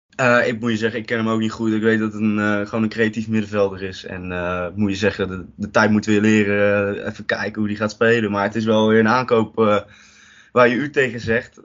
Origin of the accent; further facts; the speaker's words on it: Rotterdam, South Holland, Netherlands; Ik ben ook een echte Rotterdammer.